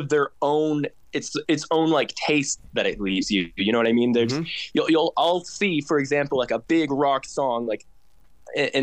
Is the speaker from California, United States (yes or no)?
no; Oklahoma, United States; growing up in Oklahoma